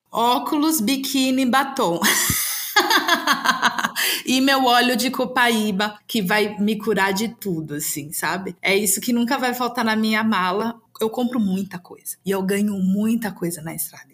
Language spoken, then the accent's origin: Portuguese; Brazil; Eu sou brasileira, eu sou latino-americana